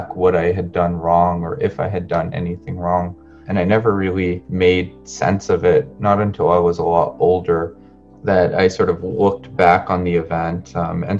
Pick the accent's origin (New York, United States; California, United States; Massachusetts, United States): Massachusetts, United States; Cambridge; also born or lived in San Luis Río Colorado, Sonora, Mexico / Arizona; I grew up in Cambridge, Massachusetts, for the most part